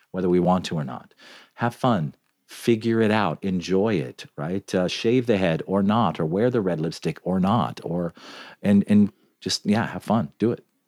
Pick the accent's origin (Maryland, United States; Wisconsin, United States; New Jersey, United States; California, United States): California, United States; Southern; now in New York, United States; I grew up in Southern California